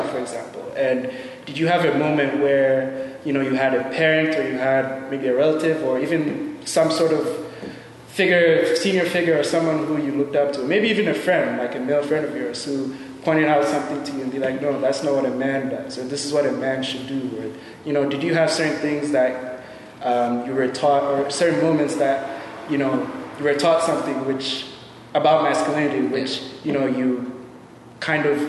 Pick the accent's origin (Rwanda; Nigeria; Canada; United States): Nigeria; I'm from Nigeria